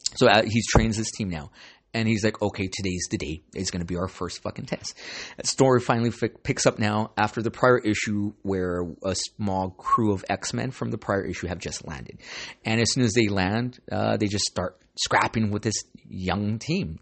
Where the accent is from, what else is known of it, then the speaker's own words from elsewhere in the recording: Santa Ana, California, United States; I grew up in San Ana, so you gotta be street smart.